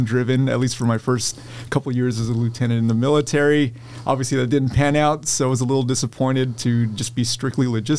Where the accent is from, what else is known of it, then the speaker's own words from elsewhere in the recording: San Diego, California, United States; moved away; I grew up in California, and it wasn't the nice part of California. It wasn't the tourist part, even though it was San Diego.